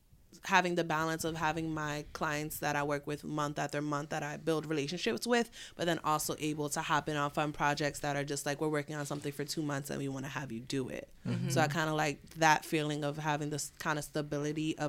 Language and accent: English; New York City, New York, United States; I have my own agency, Tequila White PR, from the Bronx